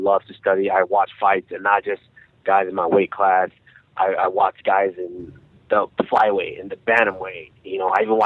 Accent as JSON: {"language": "English", "town": "Arlington", "region": "Texas", "country": "United States", "tie": "born or raised there", "also_born_or_lived": "Nigeria", "said": "I was about 7 years old when we immigrated here, and I was raised in Arlington, Texas"}